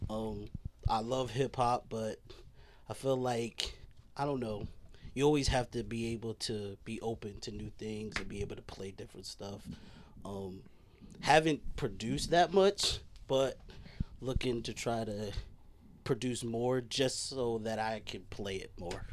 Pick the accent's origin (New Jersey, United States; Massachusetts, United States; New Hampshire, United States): New Jersey, United States; Franklin; I'm actually from Franklin. um, not from New Brunswick